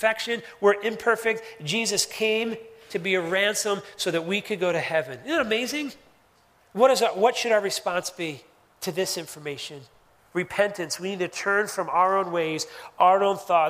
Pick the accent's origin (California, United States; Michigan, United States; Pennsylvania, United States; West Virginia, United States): Pennsylvania, United States; Philadelphia; moved away; I grew up in Philadelphia.